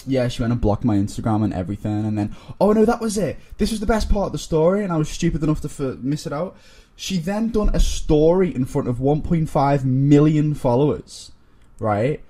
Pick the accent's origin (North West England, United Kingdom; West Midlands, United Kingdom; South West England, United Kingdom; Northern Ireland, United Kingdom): North West England, United Kingdom; Liverpool; moved away as an adult; now in London, United Kingdom; from Liverpool, as you can tell by my accent